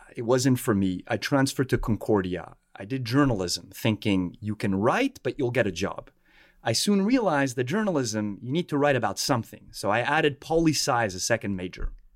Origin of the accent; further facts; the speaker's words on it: Montreal, Quebec, Canada; moved away as an adult; now in Washington, D.C., United States; I was born and raised in Montreal